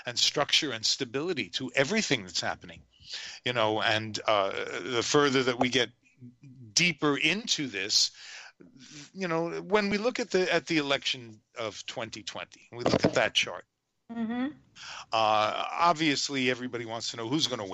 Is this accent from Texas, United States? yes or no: no; New York City, New York, United States